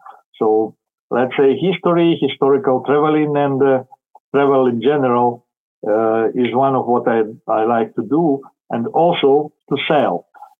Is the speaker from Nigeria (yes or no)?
no; Kamianske, Dnipropetrovsk Oblast, Ukraine; also born or lived in Ivano-Frankivsk, Ukraine; now in Kyiv, Ukraine; I was born in Ukraine, in the middle of the country. I grew up in that place, now it is called Kamianske